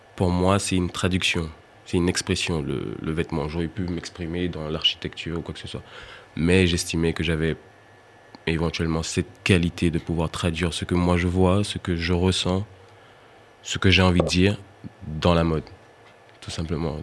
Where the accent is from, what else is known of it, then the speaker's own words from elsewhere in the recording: Martinique; en tant qu'antillais, je suis originaire de la Martinique